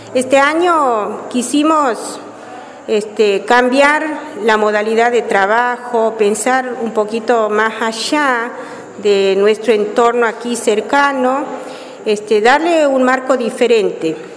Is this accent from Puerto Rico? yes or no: no; Bandera Bajada, Santiago del Estero, Argentina; soy oriunda del lugar, nací en Bandera Bajada y crecí en Bandera Bajada